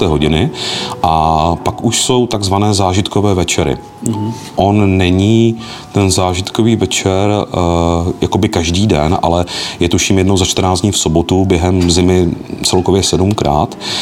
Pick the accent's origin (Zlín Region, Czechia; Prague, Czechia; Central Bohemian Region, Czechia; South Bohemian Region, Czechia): Zlín Region, Czechia; Moravia; spíš nás jako z Moravy, no, protože přeci jenom jsme tady ve Zlínském kraji velmi blízko Slovensku